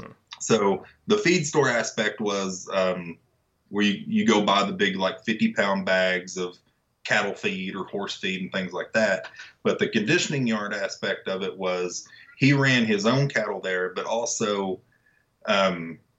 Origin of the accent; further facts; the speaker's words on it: Wichita Falls, Texas, United States; I'm from Wichita Falls